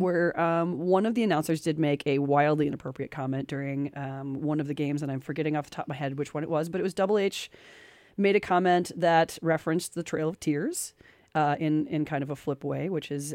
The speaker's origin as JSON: {"language": "English", "country": "United States", "tie": "born or raised there", "said": "I grew up in America"}